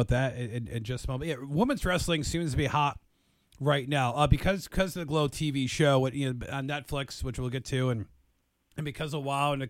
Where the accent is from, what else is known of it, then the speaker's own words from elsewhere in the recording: near Detroit, Michigan, United States; I grew up in Michigan. I grew up near Detroit.